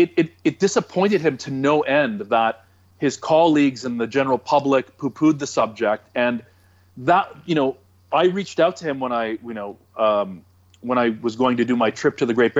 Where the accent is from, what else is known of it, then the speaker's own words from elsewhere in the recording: Toronto, Ontario, Canada; I'm from Toronto